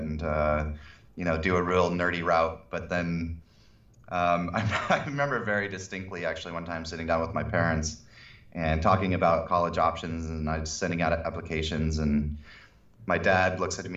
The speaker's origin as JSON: {"language": "English", "town": "San Diego", "region": "California", "country": "United States", "also_born_or_lived": "Santa Barbara / Los Angeles", "said": "I'm from San Diego originally"}